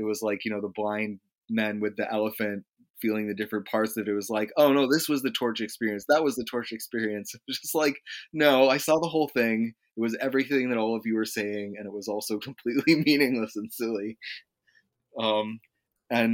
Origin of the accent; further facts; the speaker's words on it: New Hampshire, United States; I was from New Hampshire